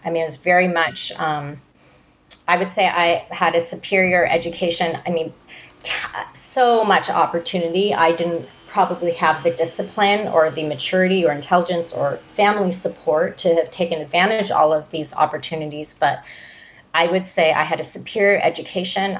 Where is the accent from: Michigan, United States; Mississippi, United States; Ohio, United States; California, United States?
California, United States; Malibu; when I was growing up in Malibu